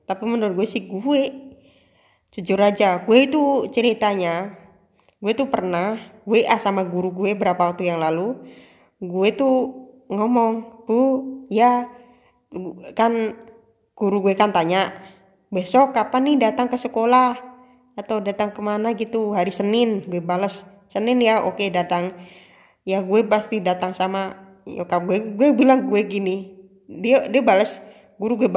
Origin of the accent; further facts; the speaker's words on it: Java, Indonesia; kan gue kan asli Jawa